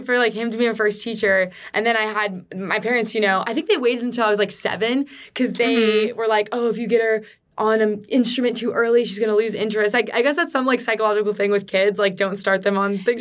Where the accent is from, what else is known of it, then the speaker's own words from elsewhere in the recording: San Diego, California, United States; moved away as an adult; now in Los Angeles, United States; I grew up in San Diego